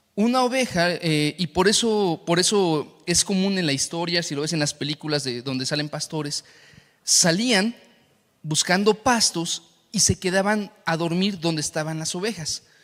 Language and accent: Spanish; Saltillo, Coahuila, Mexico; now in Mexico City, Mexico; la ciudad donde yo nací, en Saltillo